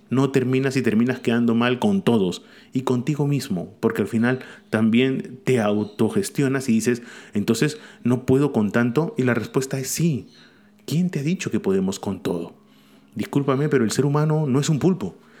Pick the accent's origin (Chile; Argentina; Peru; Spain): Peru; Acá en Perú, y hablo como peruano